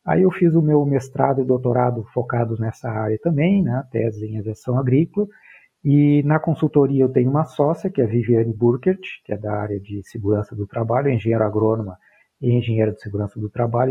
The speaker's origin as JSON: {"language": "Portuguese", "town": "Pelotas", "region": "Rio Grande do Sul", "country": "Brazil", "tie": "born or raised there", "said": "eu sou natural do Rio Grande do Sul, natural de Pelotas"}